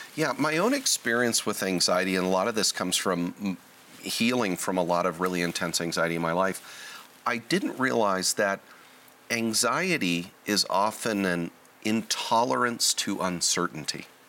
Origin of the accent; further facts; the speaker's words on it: Southern California, United States; I was born and raised in Southern California